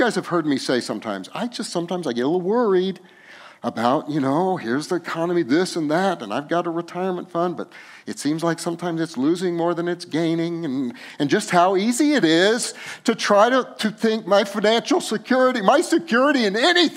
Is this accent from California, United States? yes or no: no; Los Alamos, New Mexico, United States; we grew up in Los Alamos, New Mexico, and we loved green chili.